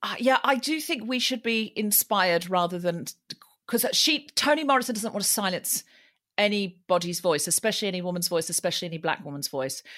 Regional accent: Australia; now in London, United Kingdom; I'm from Australia

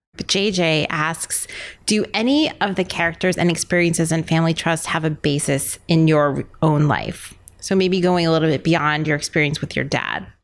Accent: New York City, New York, United States; I'm a New Yorker

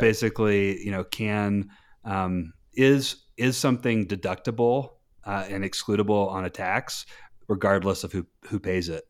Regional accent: North Carolina, United States; moved away as an adult; now in Park City, United States; I was born in North Carolina. I, my parents got divorced at a young age, uh, and so I moved all around North Carolina

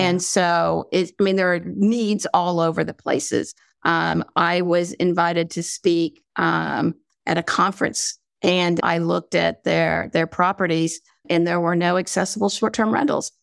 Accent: North Carolina, United States; accent: southern drawl; I'm from North Carolina, so sometimes I have a draw. I try not to have a southern draw

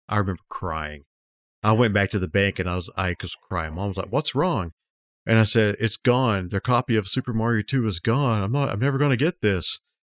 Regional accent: Dothan, Alabama, United States; Jim's Arcade is the one I grew up in near Dothan

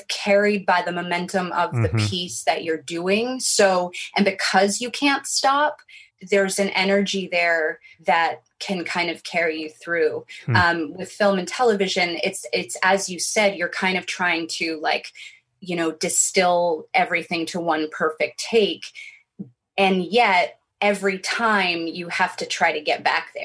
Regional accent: New York City, New York, United States; I grew up in New York City

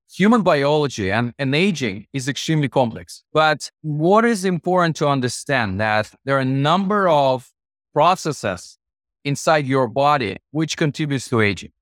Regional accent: Russian Far East, Russia; moved away as an adult; also born or lived in Moscow, Russia; my hometown, fifteen thousand people, was closer to Japan across the Japanese Sea, Far East of Russia

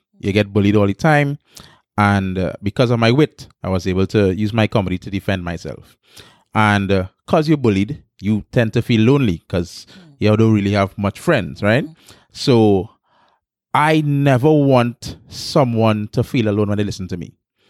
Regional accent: Pointe-à-Pierre, Trinidad & Tobago; I started in San Fernando. I'm from San Fernando. I'm from South, right? Born in Pointe Pe. Grew up in Pointe Pe most of my life.

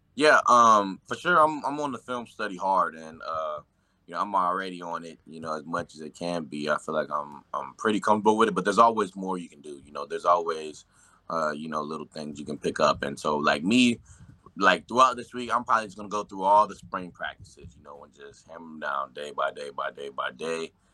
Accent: Nashville, Tennessee, United States; moved away; I'm from Nashville, I'm from the Nashville area

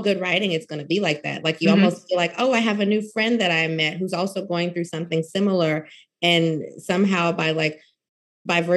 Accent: Louisiana, United States; I'm from Louisiana

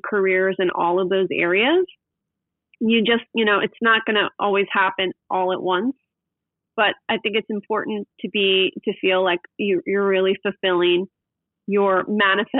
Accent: West Chester, Pennsylvania, United States; now in Newport Beach, United States; I grew up in Westchester, Pennsylvania, which is a suburb of Philadelphia

